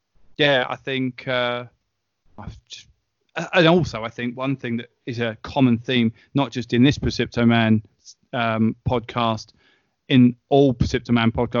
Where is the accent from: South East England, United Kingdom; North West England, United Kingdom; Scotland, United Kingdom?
South East England, United Kingdom; Eastbourne; accent: Southern English; moved away as an adult; also born or lived in London; I'm from Eastbourne